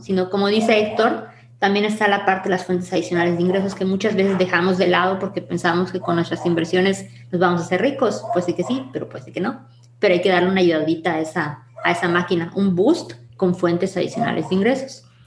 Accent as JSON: {"language": "Spanish", "town": "Mérida", "region": "Yucatán", "country": "Mexico", "said": "soy de Mérida, Yucatán"}